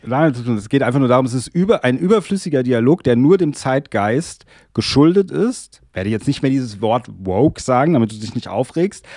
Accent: Germany; also born or lived in Darmstadt; bei uns in Deutschland

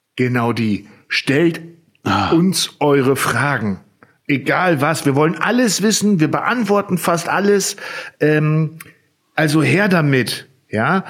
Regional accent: Zetel, Lower Saxony, Germany; ich komme jetzt ja aus Zetel

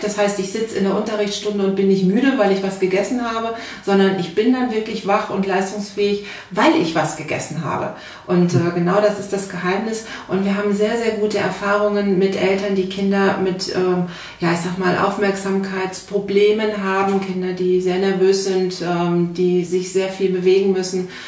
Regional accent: North Rhine-Westphalia, Germany; now in Berlin, Germany; ich bin keine Berlinerin, wie man hört. Ähm, ich komme ursprünglich mal aus Nordrhein-Westfalen

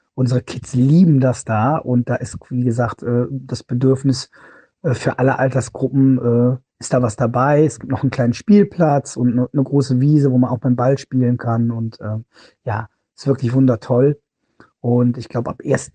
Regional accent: Cologne, North Rhine-Westphalia, Germany; Wir sind aus Köln

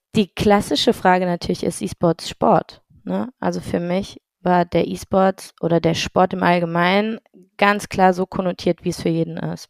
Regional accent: Heidelberg, Baden-Württemberg, Germany; Ich bin ein Heidelberger Urgewächs ähm, aus der kleinen, aber feinen Akademikerstadt

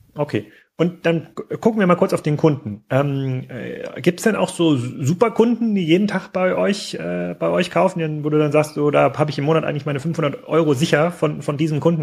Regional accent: East Germany, Germany; also born or lived in Gettorf; Ich bin ja auch ein, sozusagen ein Kind des Ostens

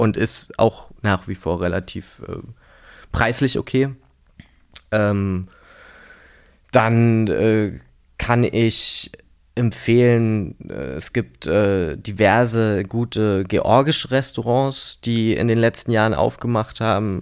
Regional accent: Berlin, Germany; in Prenzlauer Berg aufgewachsen. Also habe bis ich 18 Jahre alt war in Prenzlauer Berg gelebt

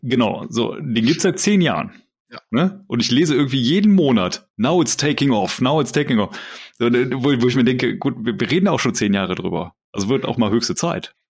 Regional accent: Germany; als, als Deutsche

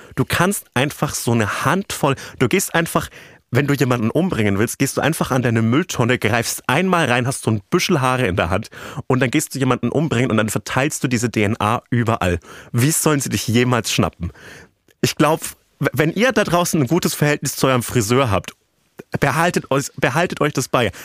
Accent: rural Franconia, Bavaria, Germany; accent: Franconian; Und ich bin im ländlichen Franken aufgewachsen.

